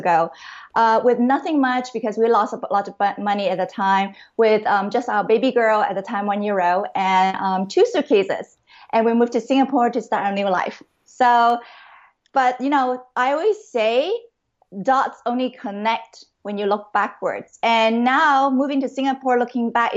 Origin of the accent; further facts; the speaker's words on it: Vancouver, British Columbia, Canada; moved away as an adult; also born or lived in Hong Kong / Seattle, United States; I was really born in Hong Kong. And I grew up in Canada, in Vancouver, the beautiful West Coast Vancouver.